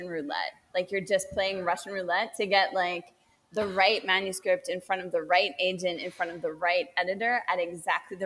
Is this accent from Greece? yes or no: no; Canada; moved away as an adult; also born or lived in Haiti; now in Costa Rica; and then we moved back to Canada, and I grew up in Canada